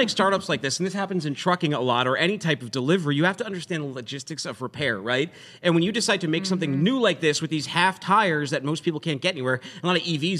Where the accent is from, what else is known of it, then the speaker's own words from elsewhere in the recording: Northeast, United States; I'm from the Northeast.